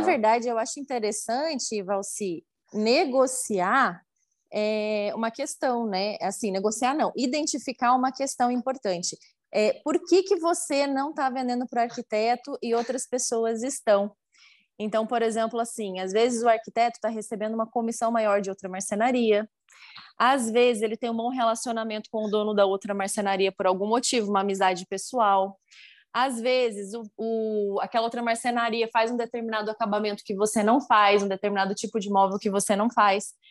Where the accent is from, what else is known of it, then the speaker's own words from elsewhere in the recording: Curitiba, Paraná, Brazil; moved away as an adult; now in Uberlândia, Brazil; Vivi minha vida inteira em Curitiba, que é muito frio. Aí agora moro aqui